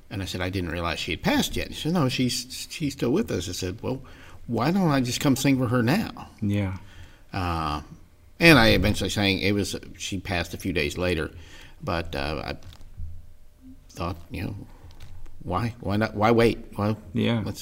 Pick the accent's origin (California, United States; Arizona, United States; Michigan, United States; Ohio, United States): Ohio, United States; grew up in Ohio. Uh, Dad moved around a lot when we were were young.